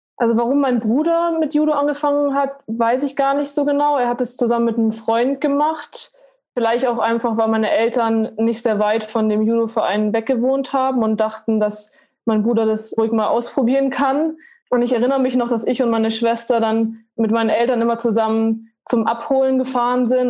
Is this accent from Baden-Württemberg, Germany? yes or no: no; Munich, Bavaria, Germany; Ich bin in München aufgewachsen, mit meiner Familie auch zusammen